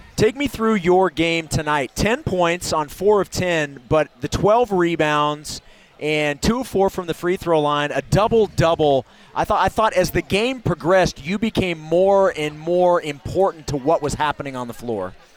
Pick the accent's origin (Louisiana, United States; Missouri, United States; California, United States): Missouri, United States; moved away; the Show Me State my home state of Missouri